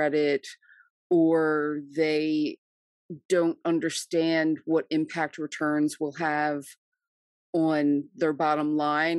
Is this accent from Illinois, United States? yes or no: no; New Jersey, United States; I am from New Jersey